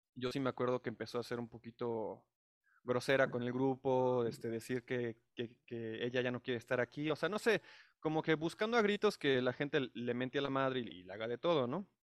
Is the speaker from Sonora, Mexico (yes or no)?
no; Mexico City, Mexico; soy residente de la Ciudad de México